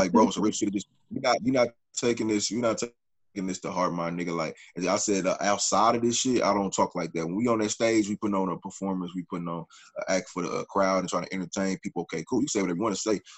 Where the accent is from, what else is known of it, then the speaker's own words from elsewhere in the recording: Midwest, United States; I'm from the Midwest.